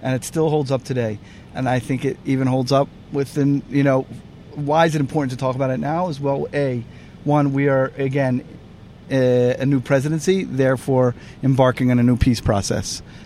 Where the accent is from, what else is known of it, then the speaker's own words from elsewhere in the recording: Philadelphia, Pennsylvania, United States; accent: Philly; I'm from Philly